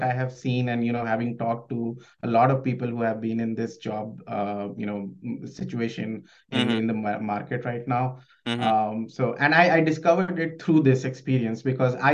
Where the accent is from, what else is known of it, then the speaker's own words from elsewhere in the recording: India; moved away as an adult; now in United States; I'm originally from India